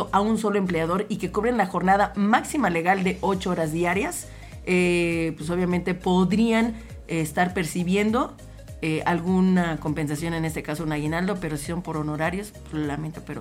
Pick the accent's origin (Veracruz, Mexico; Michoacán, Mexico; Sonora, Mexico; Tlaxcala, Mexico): Tlaxcala, Mexico; Por cierto, hablas de Tlaxcala, que es de donde yo soy.